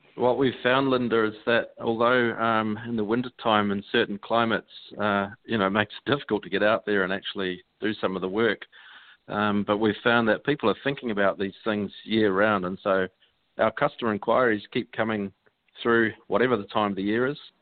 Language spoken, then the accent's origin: English; New Zealand; accent: Kiwi; I am from New Zealand, so you're listening to a pretty healthy Kiwi accent